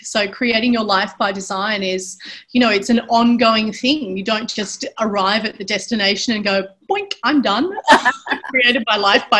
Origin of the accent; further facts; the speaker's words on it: Sydney, New South Wales, Australia; moved away as an adult; now in Bali, Indonesia; I'm originally from Sydney in Australia, and I grew up on the Northern Beaches, which is like it's a really beautiful part of Australia.